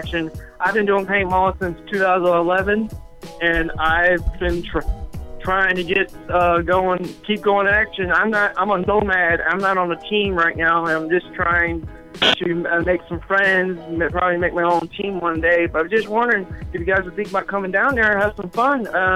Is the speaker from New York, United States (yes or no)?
no; Chesapeake, Virginia, United States; I'm from Chesapeake, Virginia